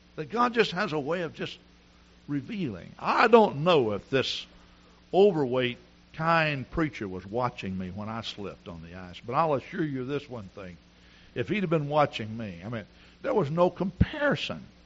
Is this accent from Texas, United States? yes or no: yes; Texas, United States; moved away as an adult; also born or lived in Wisconsin; Now here I'm a Texan